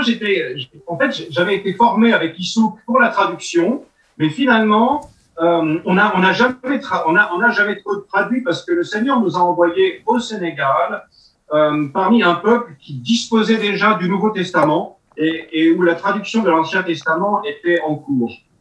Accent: France; first language French; chez nous en France

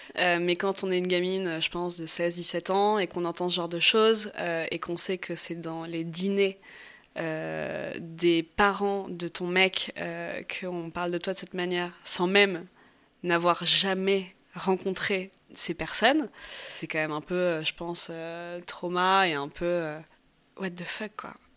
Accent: Paris, Île-de-France, France; moved away as an adult; now in Barcelona, Spain; je suis originaire de Paris, euh, Paris 16e

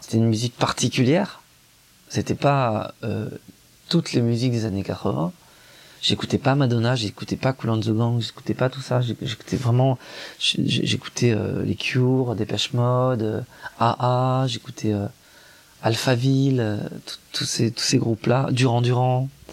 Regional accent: Grenoble, Auvergne-Rhône-Alpes, France; c'est un, milieu provincial, il est de Lyon, moi je suis de Grenoble

